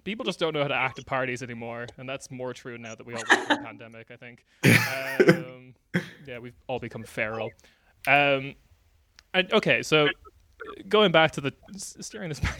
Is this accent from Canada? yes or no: no; Ireland; moved away as an adult; also born or lived in United Kingdom; I lived in the UK for a while as an Irish person